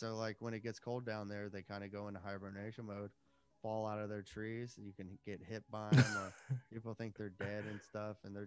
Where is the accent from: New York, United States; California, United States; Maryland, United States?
Maryland, United States; DC; also born or lived in Northern Virginia / Washington, D.C.; I'm from the DC, Virginia area, the DMV area. I grew up and was raised here